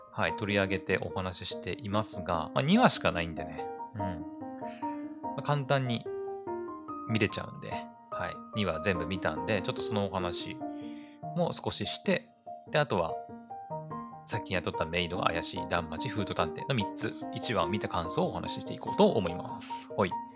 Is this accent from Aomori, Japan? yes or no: yes; Aomori, Japan; 私青森の人間なんですけど